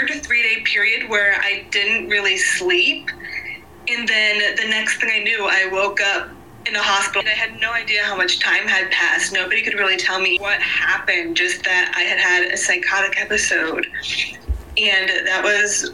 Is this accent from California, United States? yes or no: no; South Carolina, United States; I am from South Carolina